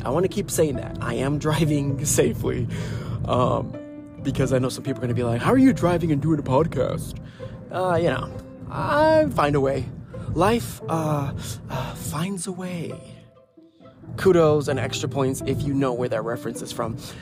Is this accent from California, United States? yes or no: no; Ohio, United States; I'm from Ohio